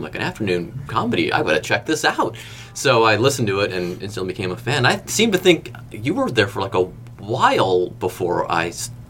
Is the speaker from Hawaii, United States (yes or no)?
no; Cleveland, Ohio, United States; now in Cincinnati, United States; growing up in Cleveland, we listened to CKLW from across the lake in Detroit.